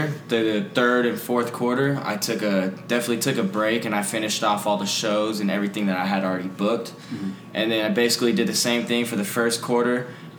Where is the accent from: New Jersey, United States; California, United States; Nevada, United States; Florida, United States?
Nevada, United States; Las Vegas; also born or lived in North Carolina; I'm born and raised in Vegas to start it all off. Been out here my whole life. Other than 2 years, I lived out in North Carolina.